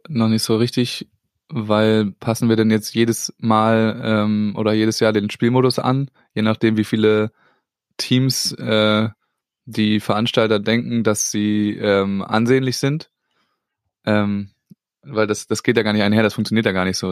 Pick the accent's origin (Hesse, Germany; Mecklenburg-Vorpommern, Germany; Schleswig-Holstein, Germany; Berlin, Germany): Schleswig-Holstein, Germany; da haben wir natürlich profitiert als Schleswig-Holsteiner